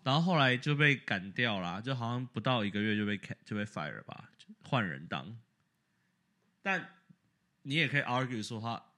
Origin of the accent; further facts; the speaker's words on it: Taiwan; now in United States; 我们台湾人